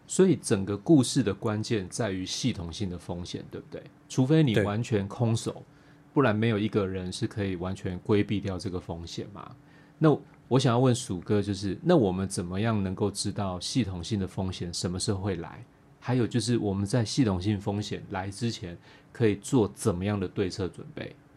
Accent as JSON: {"language": "Chinese", "country": "Taiwan", "said": "台湾人相对于其他国家的人呢，我们从小在对地震就有做很多的准备啦"}